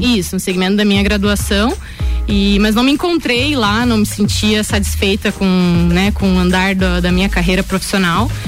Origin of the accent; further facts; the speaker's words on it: Lages, Santa Catarina, Brazil; also born or lived in Joinville; sou natural aqui de Lages mesmo, é, mas morei por sete anos em Joinville, onde eu fiz a minha graduação